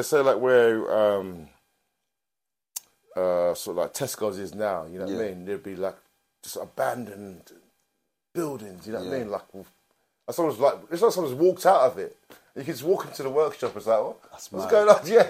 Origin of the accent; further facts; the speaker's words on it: London, United Kingdom; I grew up in Brixton. I was born in Angel Road area.